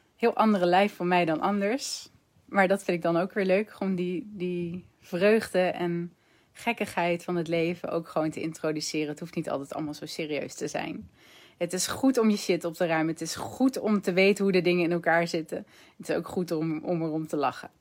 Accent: Netherlands; als Nederlanders

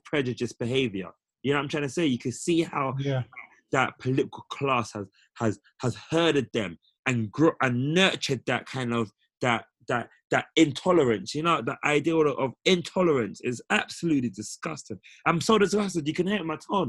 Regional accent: United Kingdom; for us as Black British people

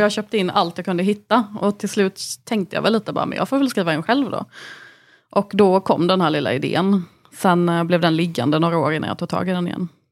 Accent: Anderstorp, Jönköping County, Sweden; Jag växte upp i Anderstorp, ett litet samhälle som eh, ligger 10 mil från Halmstad, ligger i Småland

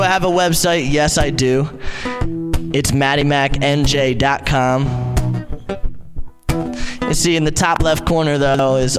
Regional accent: New Jersey, United States; I am from Southern New Jersey.

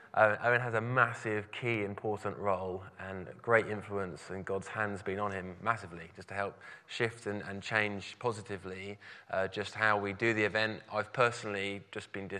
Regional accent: Brighton, South East England, United Kingdom; I'm from Brighton

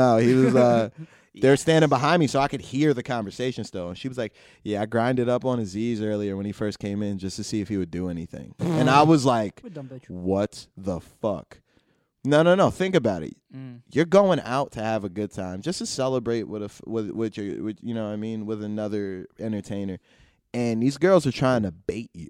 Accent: New Jersey, United States; I'm a comic from Jersey.

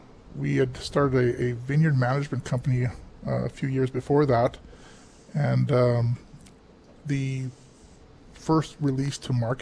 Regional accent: Oliver, British Columbia, Canada; I'm third generation here now. Family, I was born and raised in Oliver

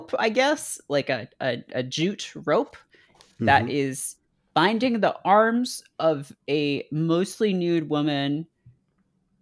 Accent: Canada; I'm Canadian

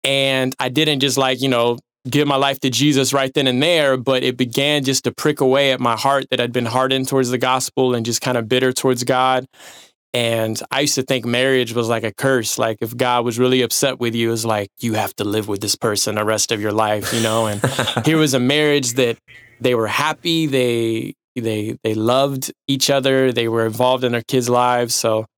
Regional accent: Dallas, Texas, United States; I was raised around Dallas, Texas.

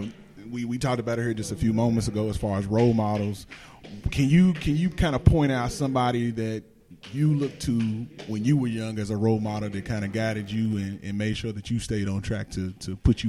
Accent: Shelbyville, United States; I'm from Shelbyville. My family's from Shelbyville.

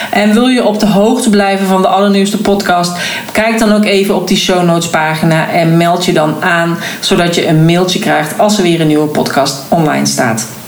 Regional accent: Oirschot, North Brabant, Netherlands; born there; En vandaar dat ik dus ook een aantal weken geleden naar Oorschot ben gereden in Brabant, de plek waar ik geboren ben.

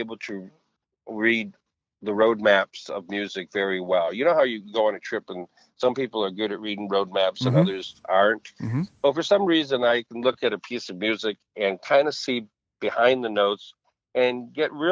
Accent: Bay City, Michigan, United States; Bay City, Michigan, which is my hometown

